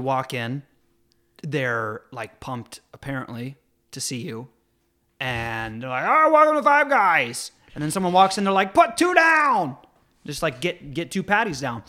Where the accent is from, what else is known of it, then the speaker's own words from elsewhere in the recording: Jamestown, New York, United States; moved away; also born or lived in Elmira, New York; I grew up in Jamestown